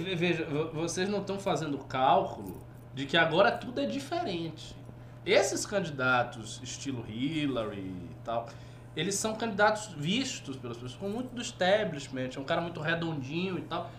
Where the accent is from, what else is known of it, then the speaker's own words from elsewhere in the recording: Northeast Region, Brazil; eu sou nordestino, eu sou muçulmano